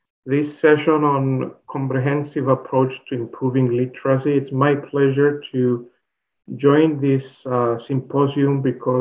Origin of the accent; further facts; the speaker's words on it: Cyprus; moved away as an adult; also born or lived in Finland; now in Alberta, Canada; I originally come from that little island that is called Cyprus